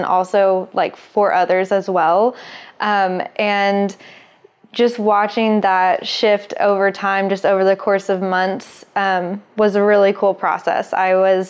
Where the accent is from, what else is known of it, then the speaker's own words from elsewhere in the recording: Little Rock, Arkansas, United States; moved away as an adult; now in Los Angeles, United States; I was born in Little Rock, Arkansas, into a religion called fundamentalist Christianity